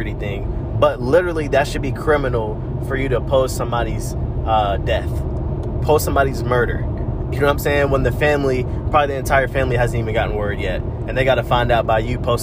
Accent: North Side, Gwinnett, Georgia, United States; we grew up on the North Side, so everything the … talk about, their lingo, their style, and just them collectively, we can relate to that. You know, we can relate to being from Gwinnett.

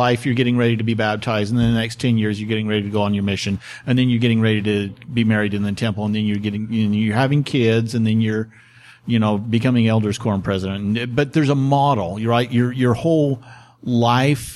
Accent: Idaho, United States; where are you from? And I go, Idaho

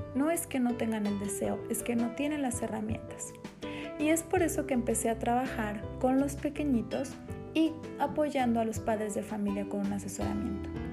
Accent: Morelia, Michoacán, Mexico; soy de Morelia, Michoacán

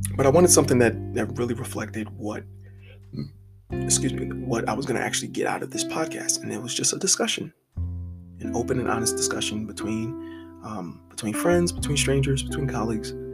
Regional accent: Philadelphia, Pennsylvania, United States; I am from West Philadelphia, Pennsylvania, literally born and raised

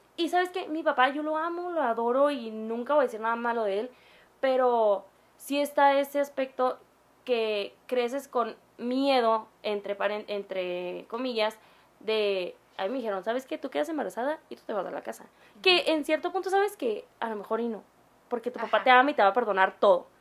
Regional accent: Mexico

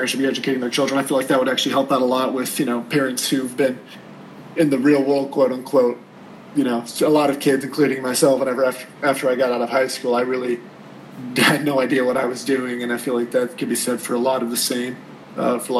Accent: North Georgia, United States; also born or lived in Miami, Florida; I grew up in North Georgia

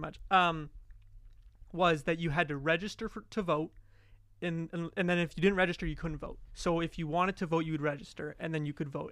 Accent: Alberta, Canada; moved away; I'm from Alberta.

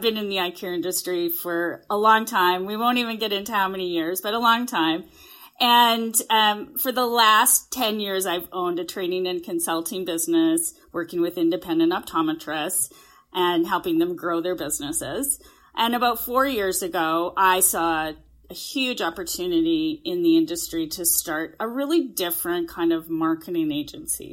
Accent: Canada; I am a Canadian. I'm, I am sitting in a hotel room in Calgary right now, but yes, I'm a Canadian

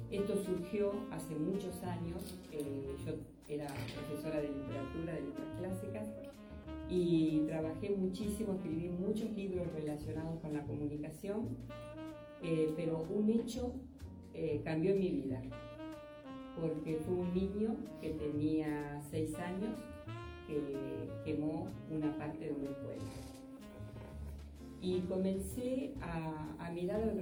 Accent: Argentina; nosotros somos de Argentina

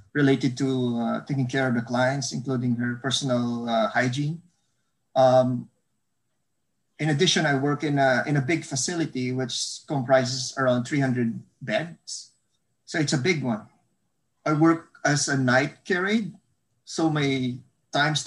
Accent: Bacolod, Negros Occidental, Philippines; moved away as an adult; now in North Vancouver, Canada; I'm Filipino. I was born and raised in the Philippines in one of the provinces in Southern Fark, which is called Bacolod City. I came here when I was 26 years old

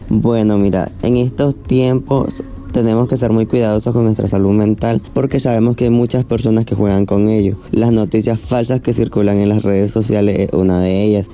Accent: Matagalpa, Nicaragua; soy de Matagalpa

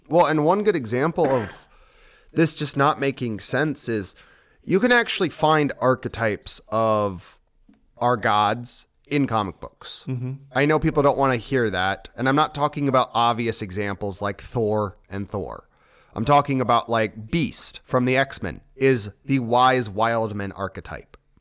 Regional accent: United States; I'm American

